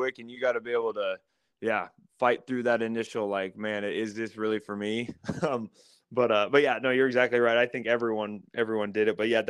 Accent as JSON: {"language": "English", "area": "Council Bluffs", "region": "Iowa", "country": "United States", "tie": "born or raised there", "said": "less than 5 minutes from my house, so in my hometown."}